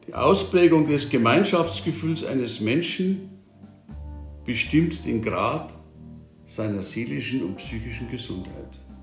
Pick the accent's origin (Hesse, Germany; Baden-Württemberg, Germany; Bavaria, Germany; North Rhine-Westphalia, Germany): Bavaria, Germany; Bei uns in Bayern